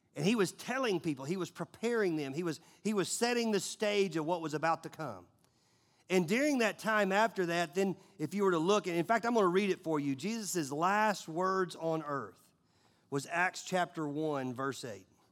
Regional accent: United States; we, we being American

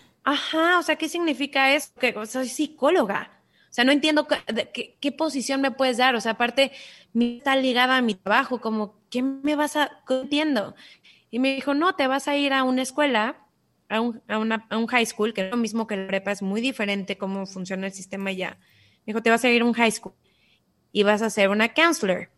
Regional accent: Cancún, Quintana Roo, Mexico; also born or lived in Mexico City / United States; yo nací en la Ciudad de México, pero crecí en Cancún, me vine muy, muy chiquita

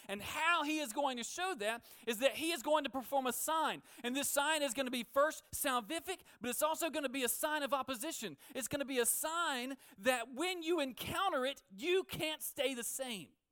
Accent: Alabama, United States; now in New Orleans, United States; I'm from Alabama, if you can't already hear it

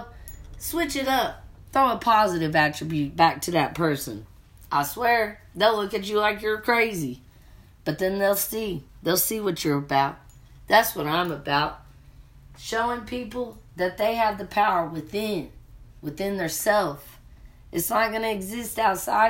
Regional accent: the South, Kentucky, United States; moved away as an adult; also born or lived in Colorado; I'm from the South. I had to open up my perception. Point blank period. When you're from the South, Kentucky, and then you go out to Colorado, it's different.

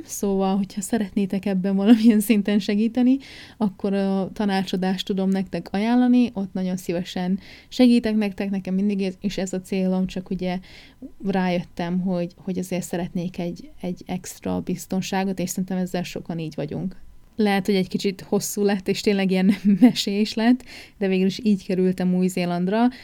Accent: Újfehértó, Szabolcs-Szatmár-Bereg, Hungary; moved away as an adult; also born or lived in Nyíregyháza / England; now in New Zealand; nem Újfehértón születtem, Nyíregyházán születtem, de Újfehértón éltem, ami tizenhét kilométerre

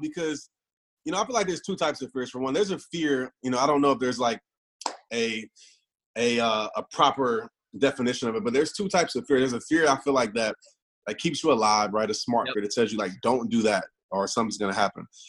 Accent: Kenner, Louisiana, United States; I grew up in New Orleans, uh, Kenner, Louisiana

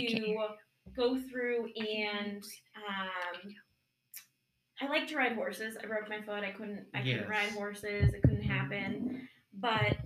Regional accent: Webster, Massachusetts, United States; moved away; I grew up on Lake Chargogogog, Man Chargogog, Chabungagungamog

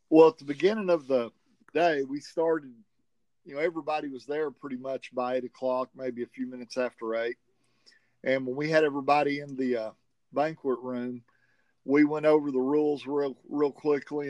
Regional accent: the South, United States; accent: southern; with my southern accent

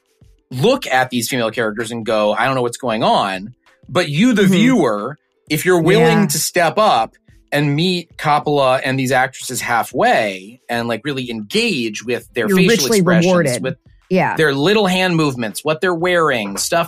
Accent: Chicago, Illinois, United States; I grew up in Chicago

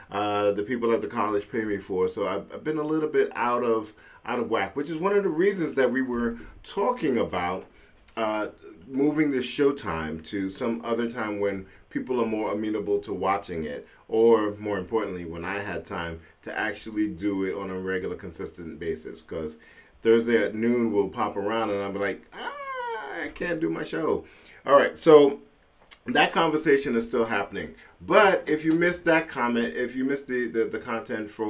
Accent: London, United Kingdom; born there; I am a British citizen. Uh, I uh, I was

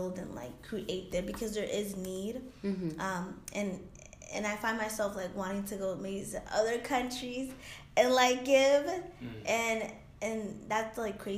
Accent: United States; also born or lived in Dominican Republic; the years that I've been like raised here

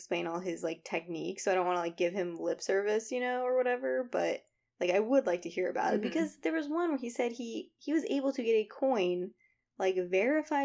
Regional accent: Northern Virginia, United States; we grew up in Northern Virginia where there's like a bunch of old shit everywhere

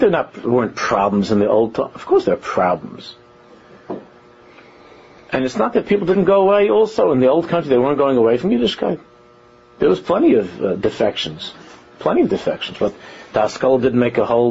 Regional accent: New York City, New York, United States; I'm from Queens

